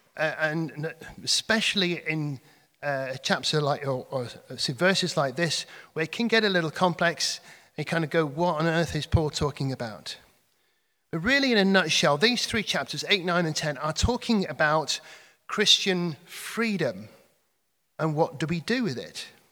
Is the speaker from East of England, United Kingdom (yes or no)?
no; Cheshire, North West England, United Kingdom; moved away; I come from Cheshire